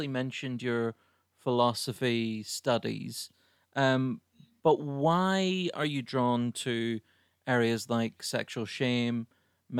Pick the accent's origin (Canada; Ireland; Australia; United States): Ireland; now in United Kingdom; I'm Irish over here